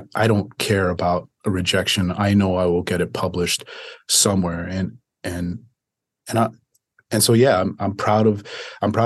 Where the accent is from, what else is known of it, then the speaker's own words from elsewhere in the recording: Dominican Republic; now in United States; I was born in Dominican Republic.